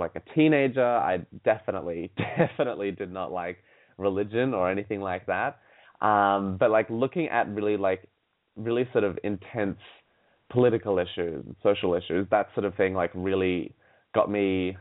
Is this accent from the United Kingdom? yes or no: no; Sydney, New South Wales, Australia; I grew up in Sydney, Australia.